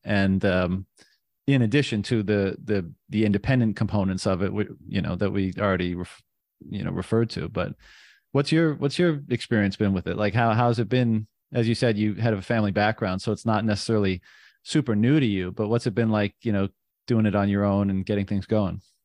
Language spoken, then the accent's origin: English; Canada; I'm, I'm from Canada